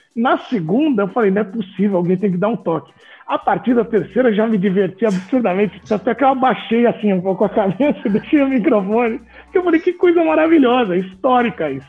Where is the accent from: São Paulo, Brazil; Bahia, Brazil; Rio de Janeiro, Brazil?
São Paulo, Brazil; also born or lived in Campinas; Eu sou de São Paulo, da capital